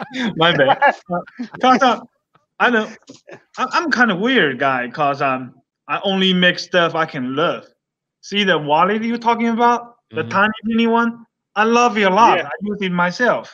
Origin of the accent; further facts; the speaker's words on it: United States; I'm American. I'm Chinese American. I'm still American